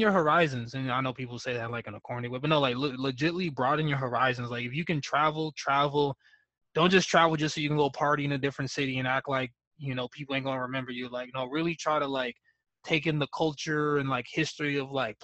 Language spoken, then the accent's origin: English; Los Angeles, California, United States; also born or lived in Arizona; we're both from California, LA. And I did live in Arizona for a while